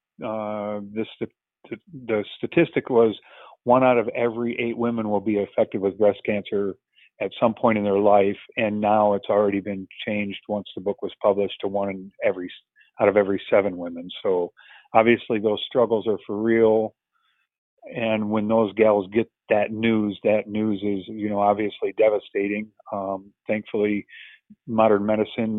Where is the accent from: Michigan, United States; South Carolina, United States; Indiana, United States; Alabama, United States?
Michigan, United States; Flint; I was originally born and raised near Flint, Michigan